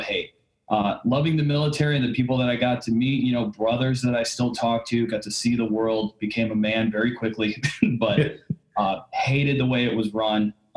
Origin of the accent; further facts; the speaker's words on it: Dallas, Texas, United States; now in Houston, United States; I grew up in Dallas, Texas. So I live in Houston now